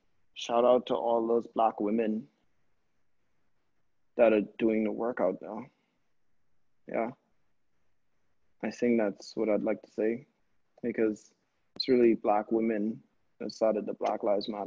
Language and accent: English; Bahamas; now in New Haven, United States; we're in a small place where art isn't really the conversation that the Bahamas is known for